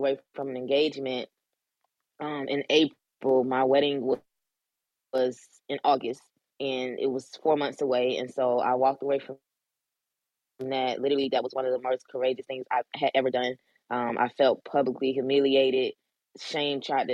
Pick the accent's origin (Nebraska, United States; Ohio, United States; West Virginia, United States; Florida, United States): Florida, United States; Orlando; moved away as an adult; now in Maryland, United States; I'm from Orlando, Florida. In 2012, I left my hometown, my comfortable place, and relocated to Maryland